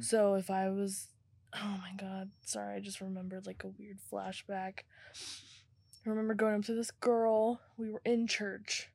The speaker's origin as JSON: {"language": "English", "town": "Tulsa", "region": "Oklahoma", "country": "United States", "said": "I'm from Tulsa"}